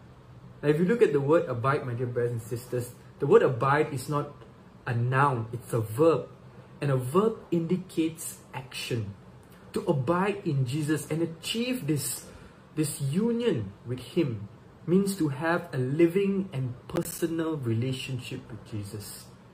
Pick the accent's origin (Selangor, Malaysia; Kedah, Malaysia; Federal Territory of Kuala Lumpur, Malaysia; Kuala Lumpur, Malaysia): Selangor, Malaysia; Subang Jaya; Once again … from Subang Jaya, Malaysia.